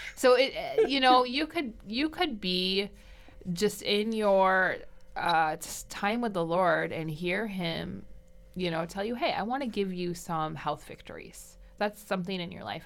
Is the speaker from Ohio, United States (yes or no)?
no; Michigan, United States; I'm from Michigan